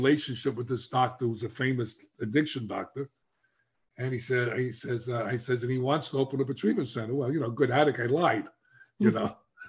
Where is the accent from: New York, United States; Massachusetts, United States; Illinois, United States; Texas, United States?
New York, United States; accent: New York; I was embarrassed the way I spoke because I sound like I come from New York, even though I come from New York